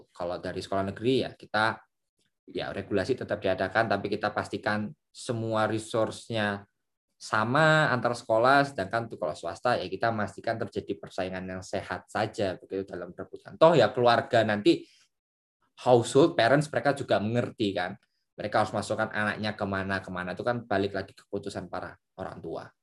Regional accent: Surabaya, East Java, Indonesia; saya dari Surabaya di Surabaya itu ada sekolah favorit sekolah favorit Big Four lah sekolah komplek namanya

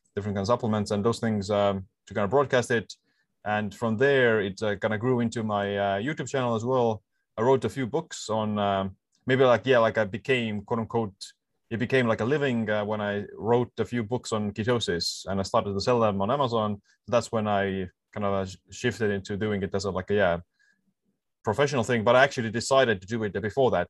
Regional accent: Estonia; I'm um, living in this uh, island in the Baltic Sea, and uh, yeah, like born here and uh, living here as well. So all my life uh, here

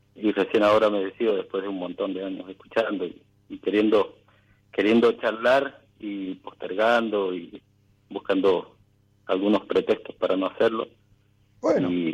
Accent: Mendoza, Argentina; Soy de Mendoza

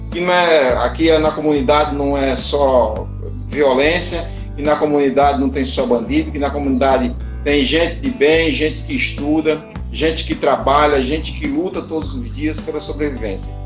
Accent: Brazil; nasci na periferia, me criei na periferia do Cristo Redentor, nunca saí do Cristo Redentor, vivo aqui há 52 anos

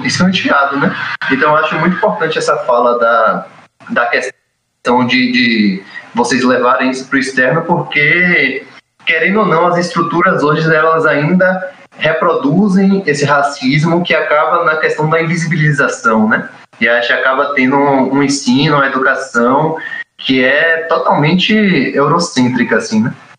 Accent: Itabuna, Bahia, Brazil; eu que sou de Itabuna

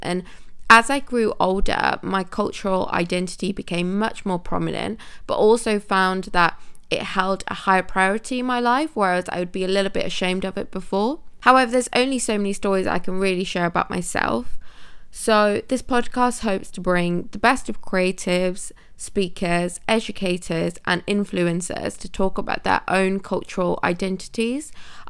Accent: Manchester, North West England, United Kingdom; also born or lived in India; now in London, United Kingdom; I was born in India and I'm fully Indian, but grew up in England for most of my life. I lived in Manchester, but no longer have a Manchester accent, which is a little bit of a shame.

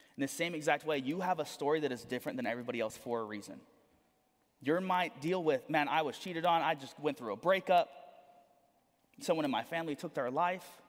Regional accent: Corpus Christi, Texas, United States; also born or lived in San Antonio; We're from Corpus

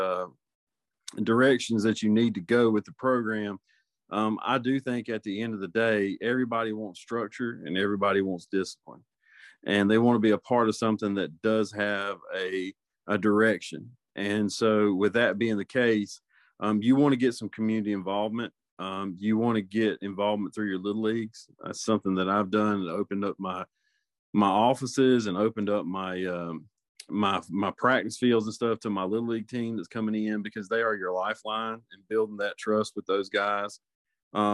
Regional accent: Middle Georgia, United States; moved away as an adult; also born or lived in Macon; now in North Carolina, United States; I'm originally from Middle Georgia, and I started my coaching career there and moved to North Carolina 14 years ago

